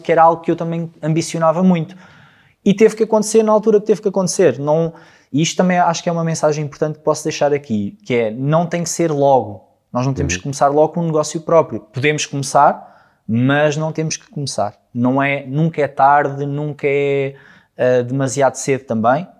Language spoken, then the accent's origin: Portuguese; Alcobaça, Centro, Portugal; moved away; eu não sou de cá, eu sou de Alcobaça, sou de uma terra mais pequenina